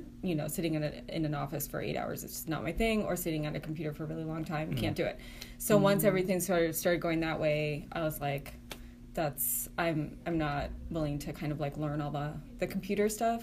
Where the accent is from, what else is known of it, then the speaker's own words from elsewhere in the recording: Littleton, Massachusetts, United States; moved away; also born or lived in South Africa / Bloomington, Indiana; I grew up like junior high and high school in Massachusetts. Littleton, a small town called Littleton. And then I went to school in Ohio and then I moved to New York.